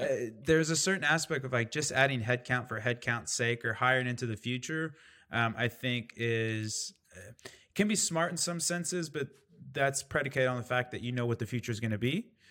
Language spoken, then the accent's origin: English; Indiana, United States; I grew up in Indiana